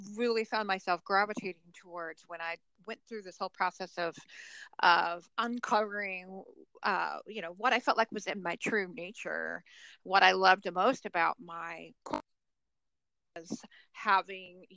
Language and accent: English; Oklahoma, United States; now in Columbus, United States; So I live in Columbus, Ohio. I'm from Oklahoma originally.